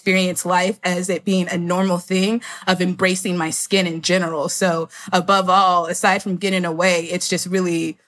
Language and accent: English; Florida, United States; now in Brooklyn, New York, United States; I currently live in Brooklyn, New York. I'm originally from Florida